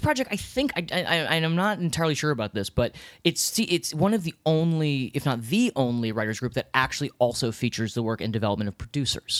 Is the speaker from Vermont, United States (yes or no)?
no; Washington, District of Columbia, United States; now in New York City, United States; I'm from Washington, D C